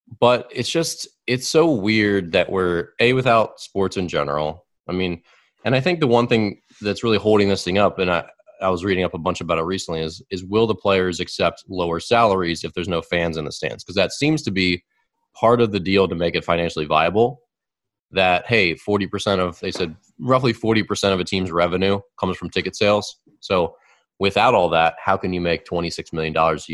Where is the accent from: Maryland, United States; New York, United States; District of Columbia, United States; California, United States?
Maryland, United States; Baltimore; My dad loved watching the Orioles. I mean, we're from Baltimore